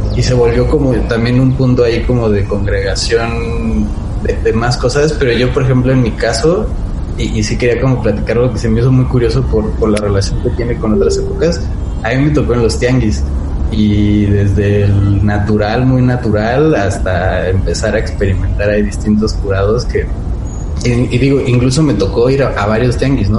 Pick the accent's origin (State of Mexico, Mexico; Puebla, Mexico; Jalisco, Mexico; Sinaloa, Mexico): State of Mexico, Mexico; Nezahualcóyotl; yo soy eh, de Nezahualcóyotl